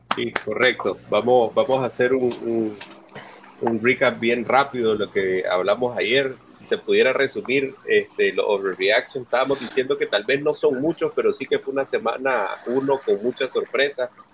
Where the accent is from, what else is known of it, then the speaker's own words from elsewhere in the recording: Nicaragua; Somos dos nicaragüenses